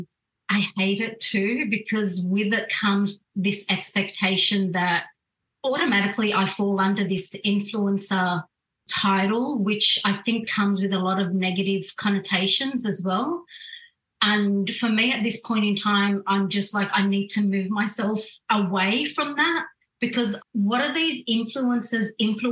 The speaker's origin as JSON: {"language": "English", "country": "Australia", "tie": "born or raised there", "said": "I was born in Australia, brought up"}